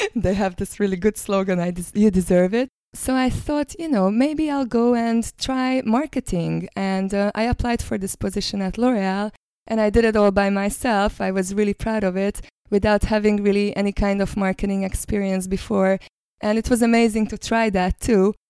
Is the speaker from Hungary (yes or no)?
yes; Hungary; now in New Zealand